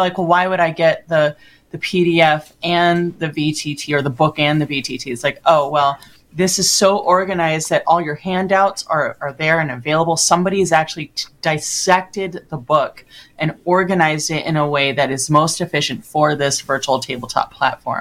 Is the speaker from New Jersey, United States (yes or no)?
no; Los Angeles, California, United States; I'm from Los Angeles.